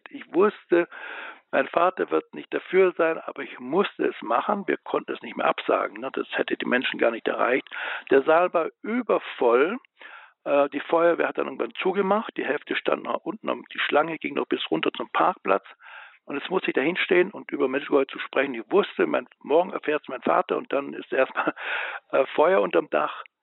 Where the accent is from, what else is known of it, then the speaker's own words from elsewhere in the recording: Biberach an der Riss, Baden-Württemberg, Germany; in meiner Heimatstadt, wo ich dann groß war und auch in der Schule, wo ich mit Albrecht in einer Klasse war, das ist Biberach an der Riss.